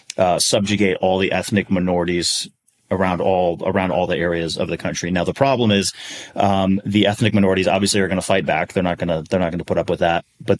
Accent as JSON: {"language": "English", "town": "Milwaukee", "region": "Wisconsin", "country": "United States", "tie": "born or raised there", "said": "grew up in Milwaukee, Wisconsin"}